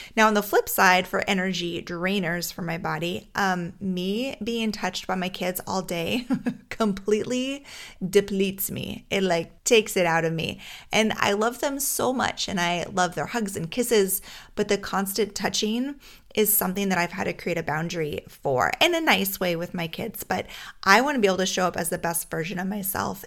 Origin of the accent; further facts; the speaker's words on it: Alaska, United States; now in Minnesota, United States; Growing up in Alaska, we had a lot of fresh air